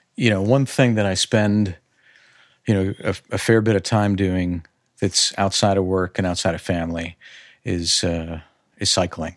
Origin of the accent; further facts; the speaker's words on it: Chicago, Illinois, United States; growing up on the north suburbs of Chicagoland, you know, I am as Midwest as you possibly can be.